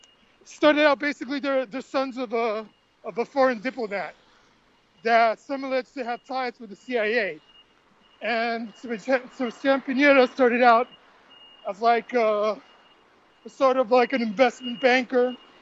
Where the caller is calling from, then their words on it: Santiago, Santiago Metropolitan Region, Chile; Santiago, Chile, South America.